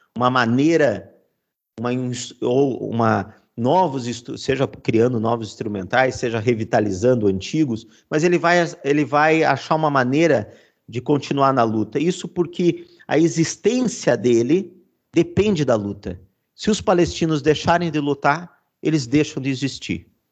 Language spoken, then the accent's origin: Portuguese; Brazil; mesmo sendo brasileiro